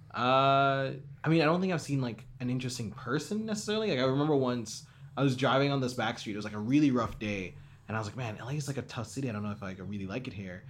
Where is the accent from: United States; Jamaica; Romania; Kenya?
Jamaica; growing up in Jamaica